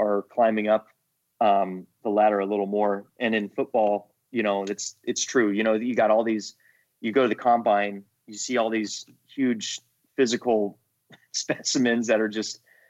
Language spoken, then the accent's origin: English; California, United States; moved away as an adult; also born or lived in Virginia; I am from California